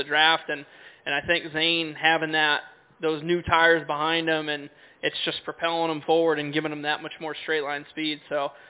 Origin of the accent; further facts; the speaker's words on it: Connecticut, United States; I grew up in the Northeast in Connecticut racing 3 or 4 or 5 days a week